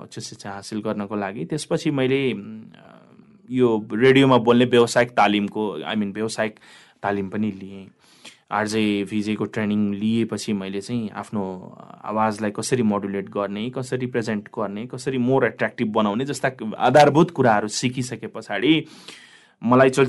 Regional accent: Tikapur, Sudurpashchim Province, Nepal; moved away; अब म निकै यहाँबाट निकै टाढा भनौँ न कैलाली जिल्लाको टिकापुर नगरपालिकाको अस्नेहरी भन्ने ठाउँमा जन्मिएको हुँ र मेरो बाल्यकाल पारिवारिक स्थिति हेर्दाखेरि हामी एउटा मध्यम वर्ग फ्यामिली हो

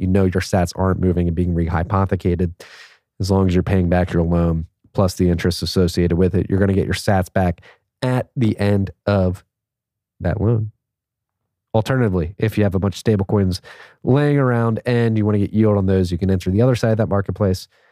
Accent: Philadelphia, Pennsylvania, United States; moved away as an adult; also born or lived in Chicago / New York; now in Austin, United States; born and raised in Philadelphia

